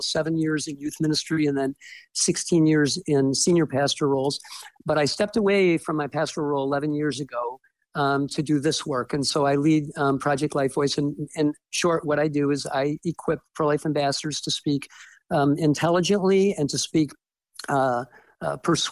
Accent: Detroit, Michigan, United States; moved away as an adult; also born or lived in Fort Wayne, Indiana; now in Ohio, United States; I grew up in the Detroit area.

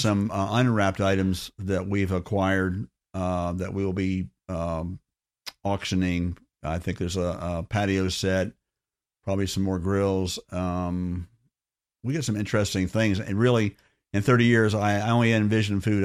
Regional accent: Orlando, Florida, United States; I grew up in Orlando in the fifties and sixties

